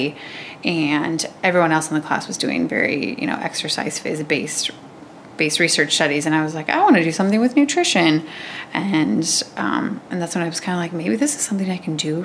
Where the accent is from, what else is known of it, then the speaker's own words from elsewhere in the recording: Waverly, Iowa, United States; I'm from Waverly